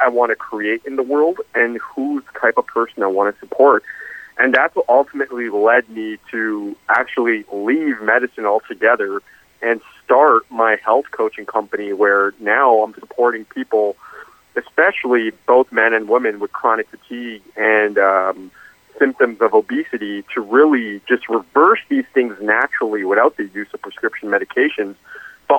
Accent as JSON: {"language": "English", "town": "Toronto", "region": "Ontario", "country": "Canada", "tie": "born or raised there", "also_born_or_lived": "Atlanta, United States / New York, United States / Chicago, United States", "moved": "as an adult", "said": "I grew up in Toronto, Ontario, Canada my whole life"}